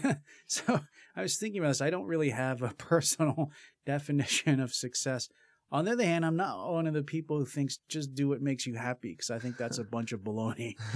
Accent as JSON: {"language": "English", "town": "Philadelphia", "region": "Pennsylvania", "country": "United States", "tie": "born or raised there", "also_born_or_lived": "Berkeley, California", "moved": "as an adult", "said": "I grew up in Philadelphia and went to school on the East Coast"}